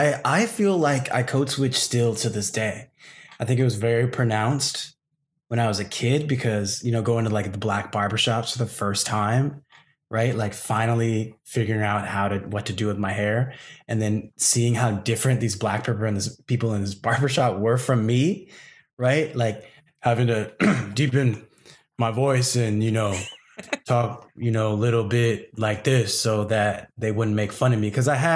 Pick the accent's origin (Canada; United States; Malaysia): Malaysia; That's what code switching was for me as a Malaysian in my own community